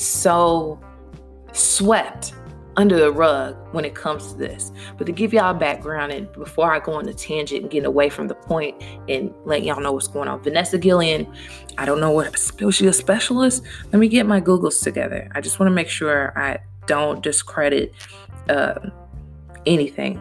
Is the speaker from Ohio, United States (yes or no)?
no; Louisville, Kentucky, United States; moved away as an adult; now in Virginia, United States; I'm in Virginia from Louisville, Kentucky.